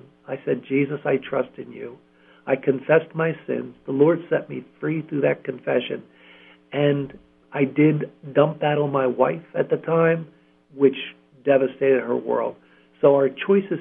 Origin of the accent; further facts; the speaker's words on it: Columbia, Pennsylvania, United States; I was born and raised in Columbia, Pennsylvania